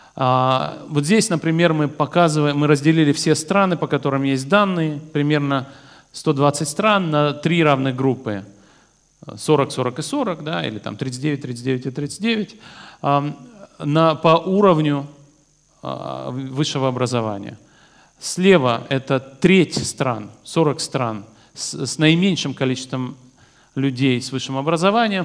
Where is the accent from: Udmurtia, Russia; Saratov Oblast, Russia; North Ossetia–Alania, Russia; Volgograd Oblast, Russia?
North Ossetia–Alania, Russia; Vladikavkaz; moved away; Я родился во Владикавказе